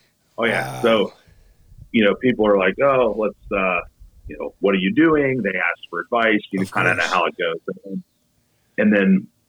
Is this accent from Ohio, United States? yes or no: yes; Ohio, United States; I'm not far from Columbus. It's like a general reference. I use Columbus as a general reference because I live out in the middle of nowhere.